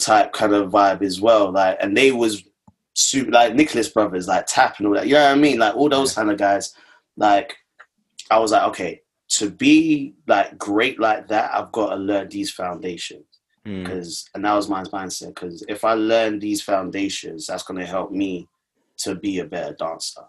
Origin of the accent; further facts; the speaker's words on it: London, United Kingdom; I'm from Hackney